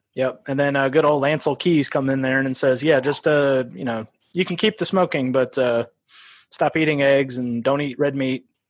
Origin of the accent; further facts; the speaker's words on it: Iowa, United States; also born or lived in Omaha, Nebraska; we moved across the river to Iowa.